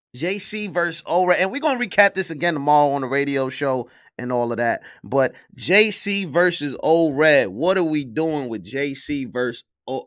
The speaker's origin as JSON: {"language": "English", "region": "New York", "country": "United States", "said": "I'm from New York."}